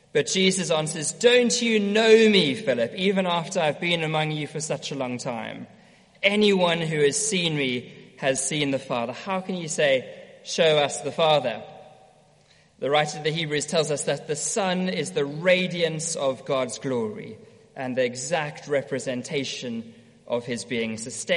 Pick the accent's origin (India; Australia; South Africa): South Africa; moved away; also born or lived in Edinburgh; growing up in South Africa, used to have my own sailing boat.